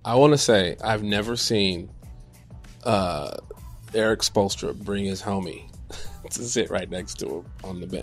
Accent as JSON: {"language": "English", "town": "Chicago", "region": "Illinois", "country": "United States", "said": "I am from Chicago"}